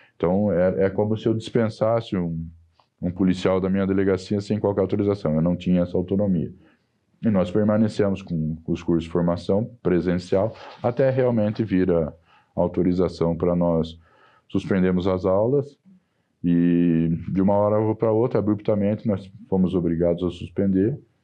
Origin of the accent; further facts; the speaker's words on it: Sorocaba, São Paulo, Brazil; accent: caipira; moved away as an adult; now in São Paulo, Brazil; eu sou caipira de Sorocaba